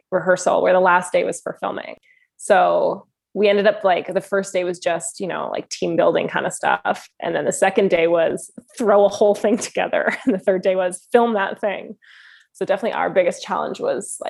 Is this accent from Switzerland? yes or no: no; Alberta, Canada; I'm from Alberta